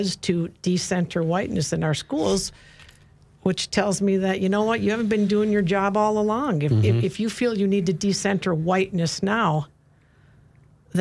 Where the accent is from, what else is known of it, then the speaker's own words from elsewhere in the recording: Maple Grove, Minnesota, United States; I grew up in Maple Grove